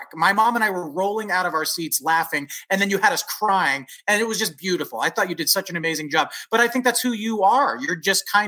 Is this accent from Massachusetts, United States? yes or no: no; San Francisco Bay Area, California, United States; moved away as an adult; also born or lived in Los Angeles / New York; I'm from the San Francisco Bay Area